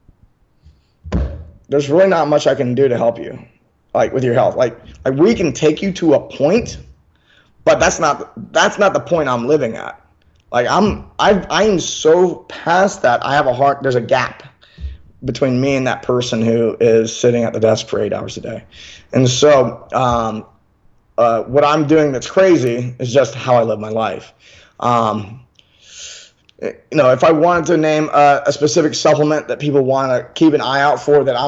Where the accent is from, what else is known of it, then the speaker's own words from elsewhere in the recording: Memphis, Tennessee, United States; now in California, United States; I'm from Memphis, Tennessee